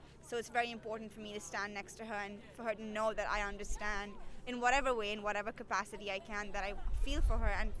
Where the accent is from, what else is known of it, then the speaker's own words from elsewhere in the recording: India; moved away; I'm not from this country, I'm from India